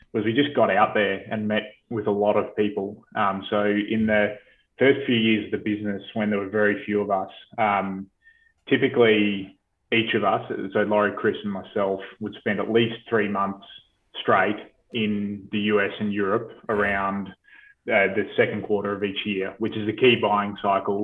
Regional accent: Australia; coming in as an Aussie, it's a very sort of, I think it's, we have a very endearing sort of culture, and we're well liked as a nation overseas

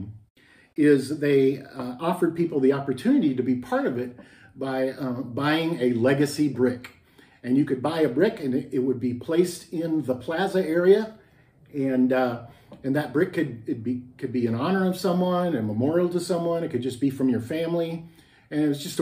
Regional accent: Texas, United States; moved away as an adult; also born or lived in Minnesota; I grew up in Texas for most of my life, but then moved to Minnesota when I was in my 20s

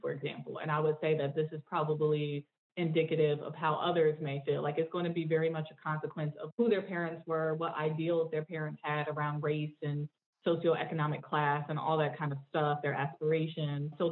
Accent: Northeast, United States; accent: Southern kind of Black kind of twang; also have a little bit of a Southern kind of Black kind of twang going on, even though I'm from the Northeast.

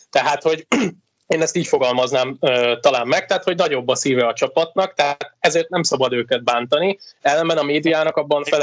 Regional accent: Veszprém, Veszprém County, Hungary; nem azért, mert Veszprémi vagyok

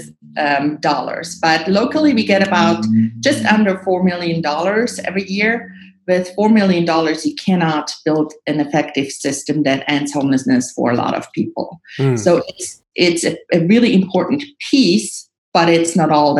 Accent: Switzerland; moved away as an adult; now in Nashville, United States; I grew up in Switzerland, came over here to Nashville to study journalism and political science

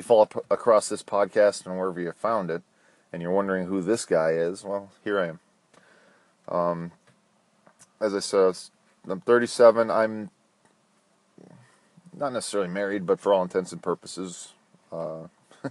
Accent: Minnesota, United States; now in Florida, United States; I was born in Minnesota. I now live in Florida

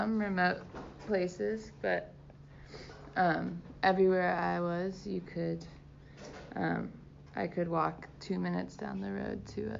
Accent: Cincinnati, Ohio, United States; also born or lived in Colombia; I was born in Cincinnati, Ohio, but after college, I lived in Colombia for a year.

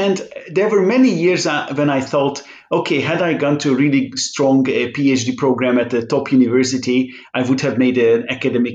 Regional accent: Budapest, Hungary; first language Hungarian; English is a second language; moved away as an adult; now in Netherlands; that I ended up staying in Budapest

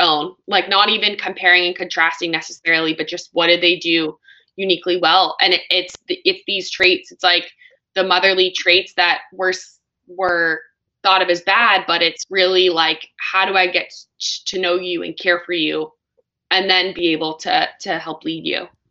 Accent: California, United States; California, my home my home state

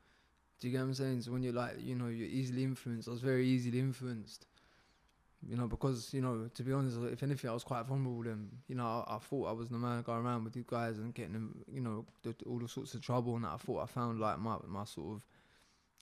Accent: Eastbourne, South East England, United Kingdom; also born or lived in Hastings; I was born in Hastings. I grew up in Eastbourne.

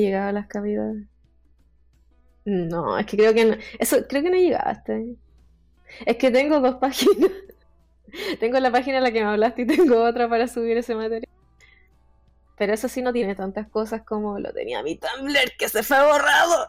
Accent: Chile; soy chilena

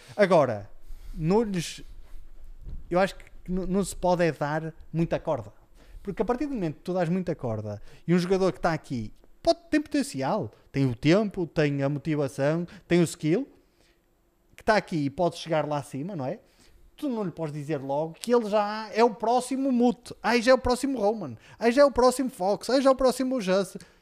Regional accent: Portugal; nós, eh, como portugueses, sempre fomos tão orgulhosos

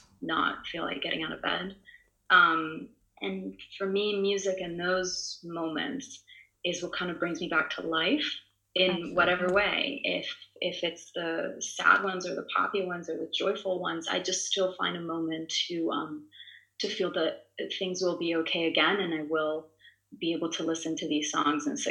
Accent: Italy; first language Italian; English is a second language; I'm Italian. So my mother tongue is Italian. I was raised in Italy.

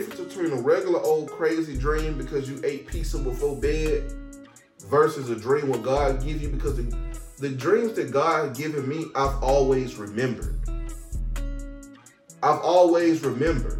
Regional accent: Atlanta, Georgia, United States; moved away as an adult; now in North Carolina, United States; I'm from Atlanta, Georgia

